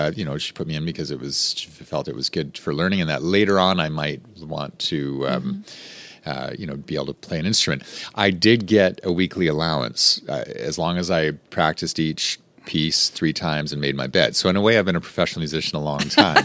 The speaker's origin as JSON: {"language": "English", "area": "Rocky Mountains", "region": "Western Canada", "country": "Canada", "tie": "born or raised there", "moved": "as an adult", "lives_now": "Baton Rouge, United States", "said": "I grew up in Western Canada in the Rocky Mountains"}